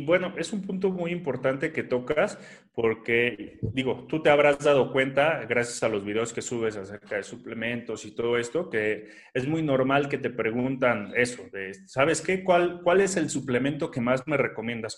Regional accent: Mexico; aquí en mi país

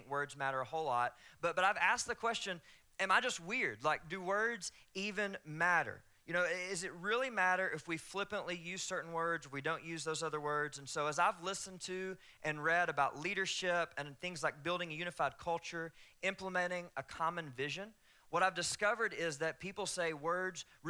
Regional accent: the South, United States; accent: Southern; my Southern accent

